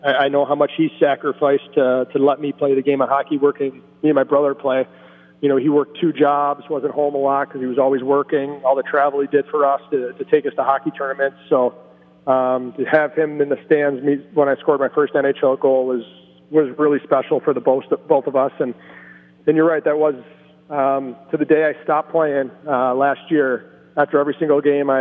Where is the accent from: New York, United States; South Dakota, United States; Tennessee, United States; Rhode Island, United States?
New York, United States; Rochester; growing up in Rochester, obviously our closest team was the Buffalo Sabres.